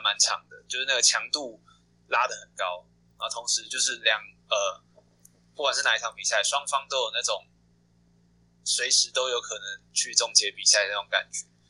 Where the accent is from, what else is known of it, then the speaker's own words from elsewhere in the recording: Taiwan; also born or lived in Xindian; 我是台北人台北人台湾的台北人。从小就在台北生活，从小就在台北出，就在台北生活，都没有离开对，对，对哦，从，也，也不算，就是从小是从，呃，戏子长大，就是我是台北人，但我在戏子长大，然后嗯一直到国小六年级，五年级，五年级才到 新店，然后就一直在台北生活这样子